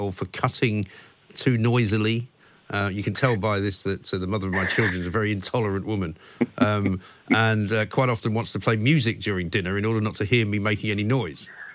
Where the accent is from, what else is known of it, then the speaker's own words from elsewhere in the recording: England, United Kingdom; moved away as an adult; also born or lived in United States; I was born and brought up in England